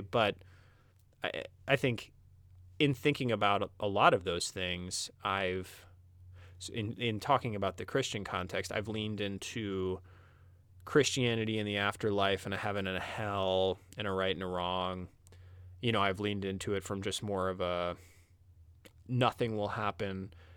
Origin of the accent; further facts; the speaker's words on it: Midwest, United States; I was from the Midwest